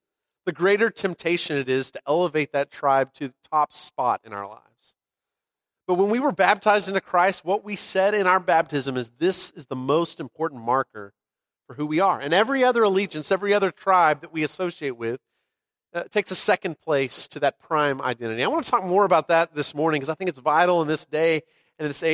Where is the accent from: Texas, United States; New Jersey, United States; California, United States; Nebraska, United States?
Texas, United States; moved away; I'm a Texan. I was born here and didn't quite get back as fast as I could. You know, we spent some time away, but we're glad we're back on this soil